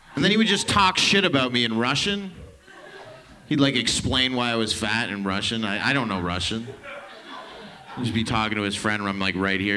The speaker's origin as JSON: {"language": "English", "town": "Toronto", "region": "Ontario", "country": "Canada", "said": "I'm from downtown Toronto, actual Toronto"}